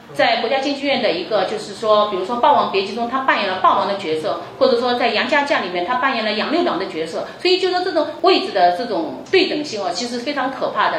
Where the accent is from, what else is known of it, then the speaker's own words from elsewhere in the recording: China; 我们中国人